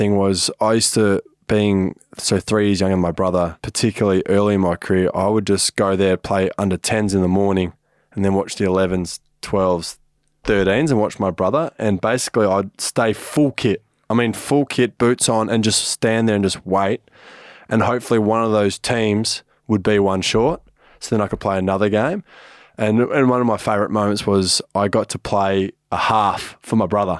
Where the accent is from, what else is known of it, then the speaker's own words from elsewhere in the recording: Adelaide, South Australia, Australia; also born or lived in Canberra; And then when we moved to Adelaide, my sisters stayed in the eastern